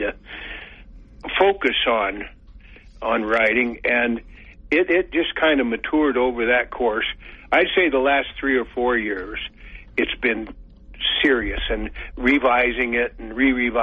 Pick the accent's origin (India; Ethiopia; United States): United States; Carbon County, Wyoming; I grew up around in that culture, actually. And when I was a pup, the older ranchers in Carbon County